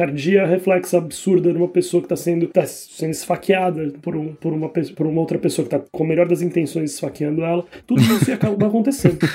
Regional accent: Brazil; moved away as an adult; now in Ireland; eu saí do Brasil, eu trabalho na Irlanda

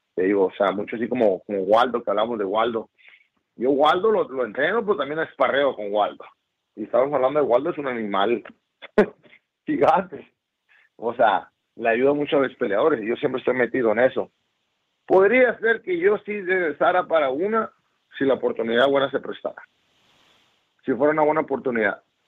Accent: Ciudad Obregón, Sonora, Mexico; yo soy de Obregón, Sonora

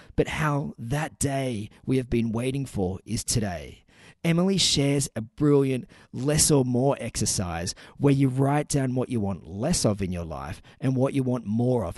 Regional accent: Newcastle, New South Wales, Australia; my hometown in Newcastle

